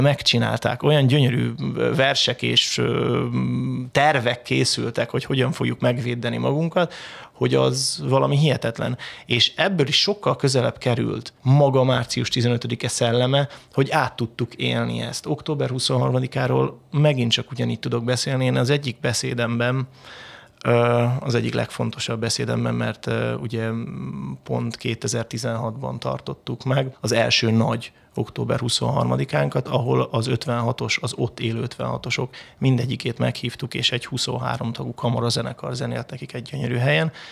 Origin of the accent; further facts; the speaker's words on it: Hungary; moved away as an adult; also born or lived in Southend, England; én megy- mekkora magyar vagyok